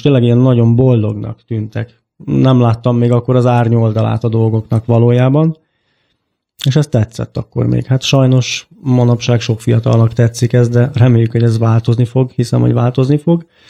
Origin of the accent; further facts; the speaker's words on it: Baks, Csongrád-Csanád, Hungary; moved away as an adult; now in Budapest, Hungary; így Csongorád megyéből jöttem egyébként, egy kis falucskából, úgy hívják, hogy Baks egyébként. Honnan költöztünk föl ide Budapestre